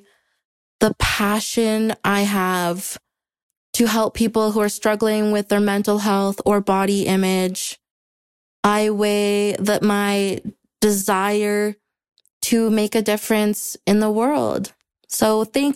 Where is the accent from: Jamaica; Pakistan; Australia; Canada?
Canada; I'm from the Great White North of Canada